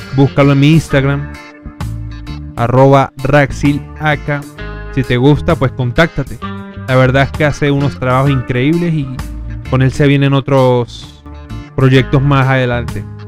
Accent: Venezuela; moved away; somos de Venezuela

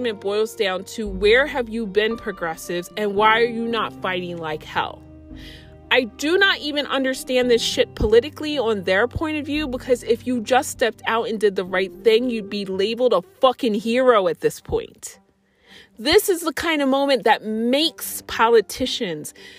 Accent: United States; as an American

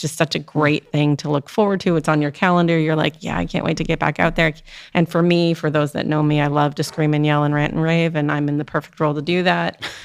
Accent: Canada; now in Maryland, United States; I grew up in Canada

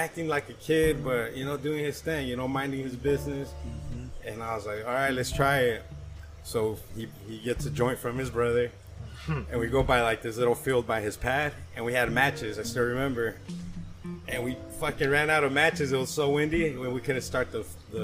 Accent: California, United States; We grew up in Cali

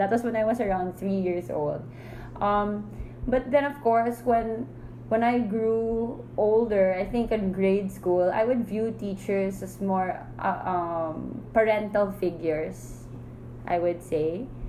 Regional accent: Manila, Metro Manila, Philippines; also born or lived in Jakarta, Indonesia; So I was born here in Manila, and then when I was 3 years old, my dad was assigned to Indonesia, Jakarta, Indonesia. So he stayed there for another 3 years, and then he got the call that he was assigned back to Manila.

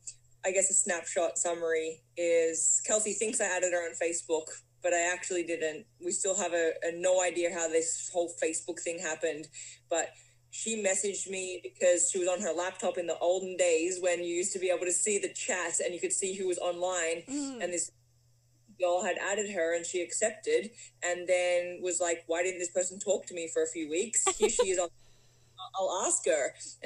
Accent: Melbourne, Victoria, Australia; moved away as an adult; So I'm from Australia. I've got this sort of strange accent going on now because I've been in North America for over 10 years. I grew up living my life on the beautiful beaches of Australia in Melbourne

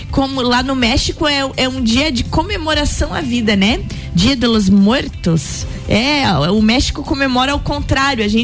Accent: near Rio do Sul, Santa Catarina, Brazil; moved away; teve lá pela minha terra.

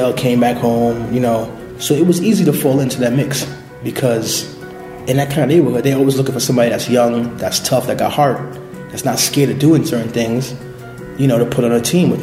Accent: New York City, New York, United States; So I was born and raised in Brooklyn, in the Bushwick East New York section of Brooklyn

